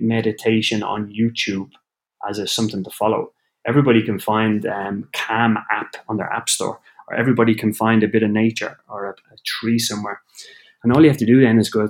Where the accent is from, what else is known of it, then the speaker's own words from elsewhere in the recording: Ireland; also born or lived in Copenhagen, Denmark; now in Orlando, United States; being Irish